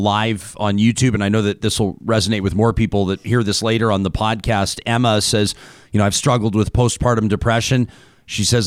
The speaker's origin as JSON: {"language": "English", "town": "Calgary", "region": "Alberta", "country": "Canada", "tie": "born or raised there", "moved": "yes", "said": "It's my hometown, as you know, down in Calgary"}